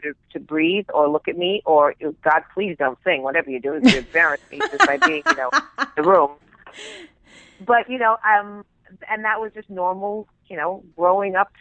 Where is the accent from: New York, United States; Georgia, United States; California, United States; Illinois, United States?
California, United States; Beverly Hills; I grew up in Beverly Hills